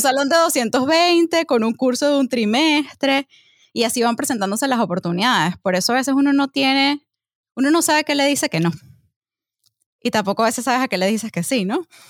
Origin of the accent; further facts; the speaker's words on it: Venezuela; moved away as an adult; mi país